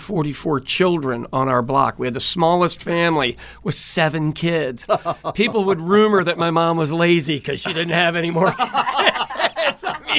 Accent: Kansas City, United States; born or raised there

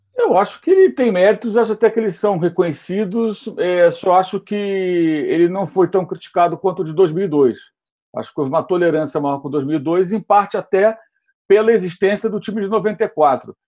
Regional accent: Rio de Janeiro, Brazil; now in São Paulo, Brazil; eu moro aqui em São Paulo há muitos anos. E eu cresci no Rio de Janeiro.

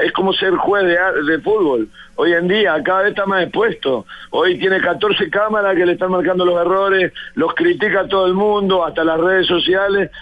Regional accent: Florida, Uruguay; de mi pueblo, de Florida

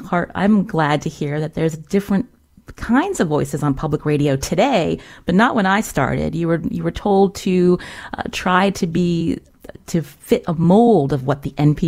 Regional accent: Northeast, United States; I think often about accents because I grew up in the Northeast, but when I moved south for a few years

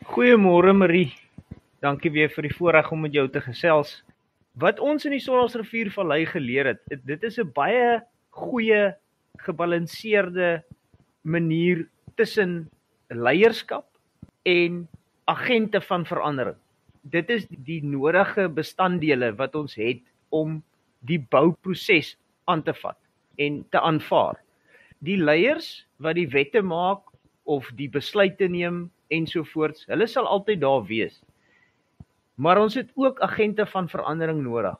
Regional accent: South Africa; ons is almal Suid-Afrikaners

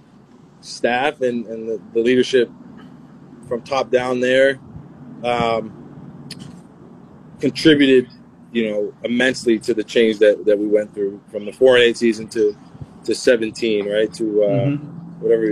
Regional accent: Teaneck, New Jersey, United States; Northern Jersey, where I'm from

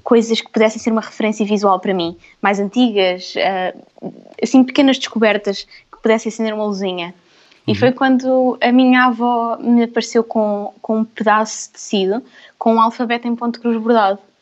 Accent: Vila Franca de Xira, Lisbon, Portugal; nasci em Vila Franca e na minha família somos muitas mulheres

